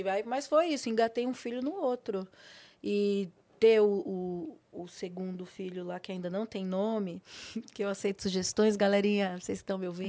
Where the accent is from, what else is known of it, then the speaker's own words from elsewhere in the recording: São Paulo, Brazil; Eu nasci em São Paulo, mas meus pais, eles são do Nordeste, do Piauí, os dois